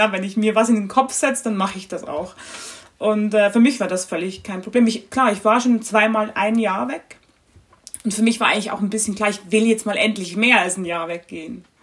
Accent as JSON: {"language": "German", "country": "Switzerland", "said": "bei uns oh, Schweizern"}